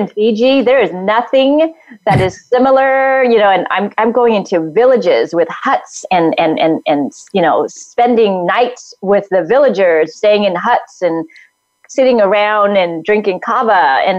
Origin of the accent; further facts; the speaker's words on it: Vietnam; I mean, I came from Vietnam all the way here